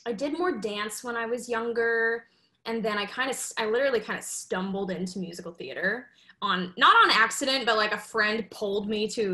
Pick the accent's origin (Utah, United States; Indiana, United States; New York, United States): Utah, United States; Salt Lake City; I grew up in Salt Lake City, Utah